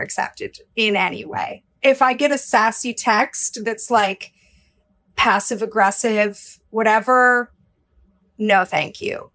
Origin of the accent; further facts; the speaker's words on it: Minnesota, United States; now in New York City, United States; I also identify as a Minnesotan. and as a Midwesterner, okay? I was born in Minnesota